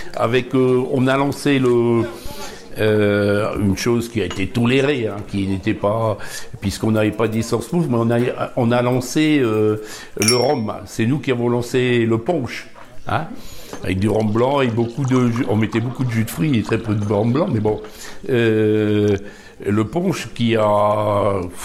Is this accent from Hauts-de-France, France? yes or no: yes; Bergues, Hauts-de-France, France; also born or lived in Dunkirk; je suis berro hein. Je suis né à Dunkerque, mais j'ai toujours habité ici. Et en plus de ça, j'ai toujours habité dans le quartier ici. 70 ans que j'habite ici.